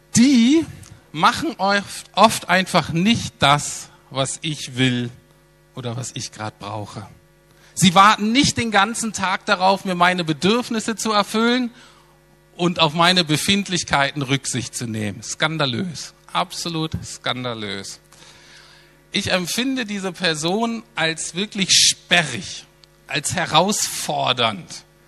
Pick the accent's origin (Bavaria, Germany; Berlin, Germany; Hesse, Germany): Berlin, Germany